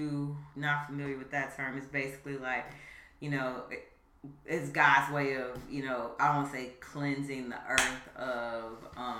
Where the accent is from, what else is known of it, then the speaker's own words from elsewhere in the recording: Chicago, Illinois, United States; Chicago's my hometown